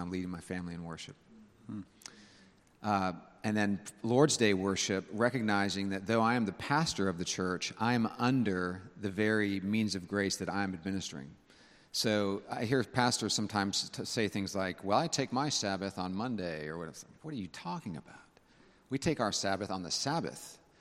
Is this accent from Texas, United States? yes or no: no; Northern California, United States; now in South Carolina, United States; growing up in Northern California, we always had our windows open